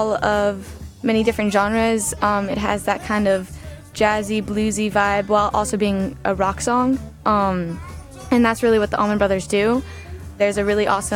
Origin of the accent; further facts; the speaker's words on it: Atlanta, Georgia, United States; I'm from Atlanta, Georgia.